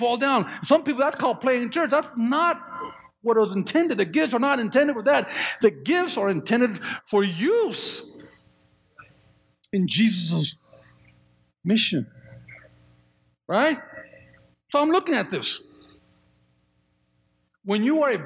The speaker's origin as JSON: {"language": "English", "area": "just south of Oakland", "region": "California", "country": "United States", "tie": "born or raised there", "moved": "yes", "lives_now": "Colorado, United States", "said": "I grew up there. I grew up just south of Oakland."}